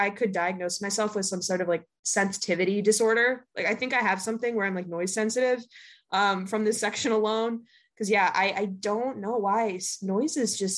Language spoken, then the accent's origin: English; Minnesota, United States; now in New York, United States; I go home to Minnesota